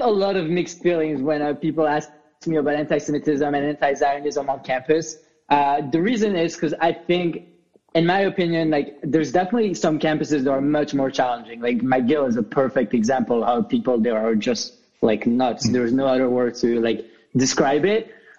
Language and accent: English; Belgium; moved away; Like for me, for example, when I moved from Belgium